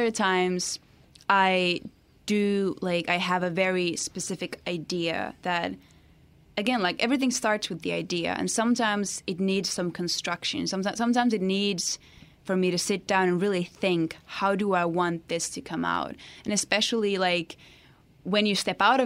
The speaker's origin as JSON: {"language": "English", "country": "Finland", "second_language": "English"}